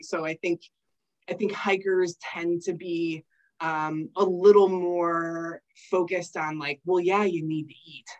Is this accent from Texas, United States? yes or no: no; Michigan, United States; moved away; I don't have any family here. I'm originally from Michigan